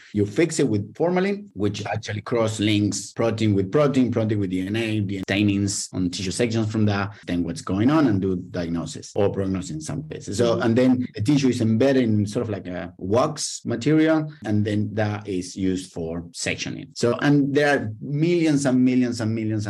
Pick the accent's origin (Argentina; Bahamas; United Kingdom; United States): Argentina; moved away as an adult; now in Australia; I was born in Argentina, and where I did my PhD in plants genetics